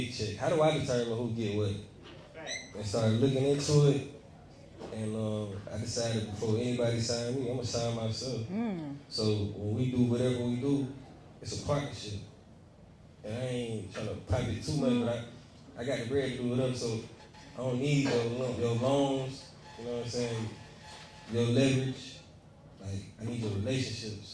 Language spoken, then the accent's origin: English; Atlanta, Georgia, United States; I'm from Eastside